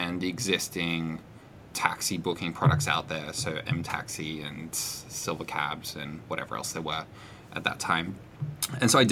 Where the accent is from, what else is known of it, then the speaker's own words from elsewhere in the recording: Australia; I'm an Australian visiting the US.